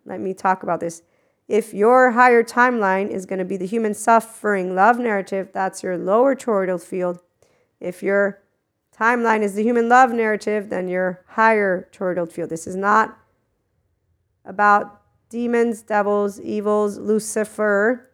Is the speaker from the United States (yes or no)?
yes; United States; I am from America 'cause I was born there